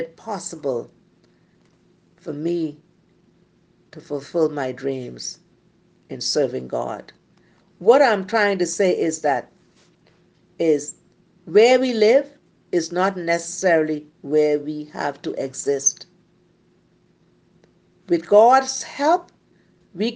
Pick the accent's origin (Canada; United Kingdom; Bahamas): Bahamas; Cat Island; I was born in Cat Island. And growing up, I grew up in a very poor environment.